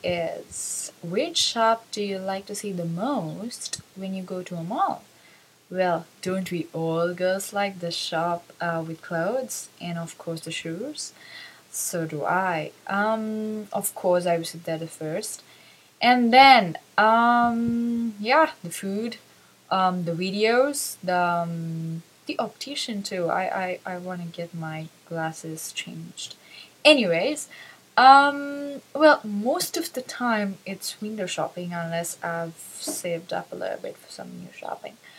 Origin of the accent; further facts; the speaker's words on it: Sri Lanka; I'm from Sri Lanka